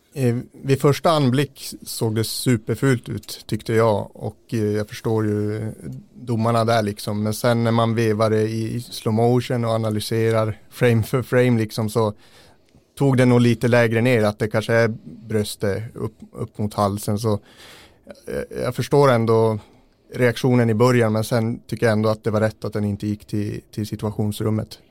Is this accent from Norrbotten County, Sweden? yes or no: yes; a few tens of km south of Gällivare, Norrbotten County, Sweden; det är bara några mil söder om Gällivare